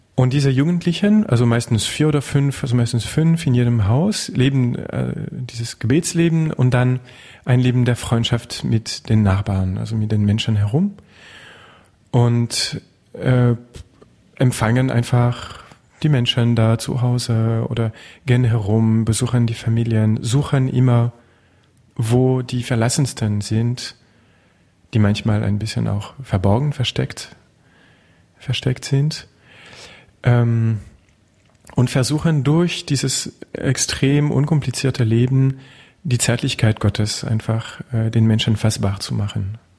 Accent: Touraine, Centre-Val de Loire, France; German is a second language; now in Berlin, Germany; Ich komme aus Frankreich, klar. Ähm, aus der Touraine, einer kleinen Gegend im Zentrum

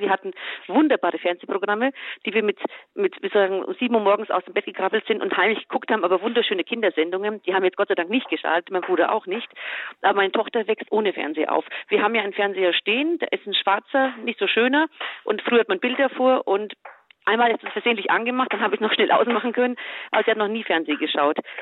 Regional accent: Germany; also born or lived in Croatia / Bosnia and Herzegovina / Munich area; Ich hatte das Privileg, in Deutschland aufzuwachsen

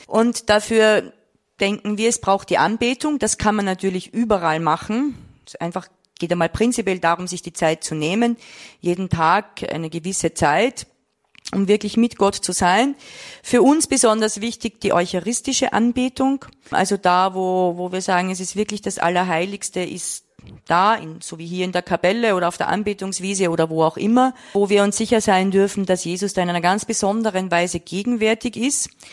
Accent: Vienna, Austria; Ich komme aus Wien

